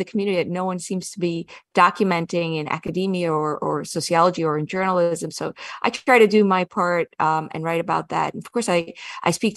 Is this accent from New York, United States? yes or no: yes; Kiryas Joel, New York, United States; moved away as an adult; I grew up in Kiryas Joel.